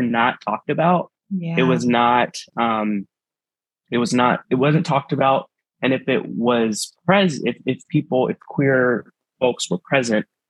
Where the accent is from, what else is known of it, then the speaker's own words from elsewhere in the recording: Texas, United States; now in Kansas City, United States; in the small town I grew up in Texas, I was raised by my family, my biological family, who were Mexican immigrants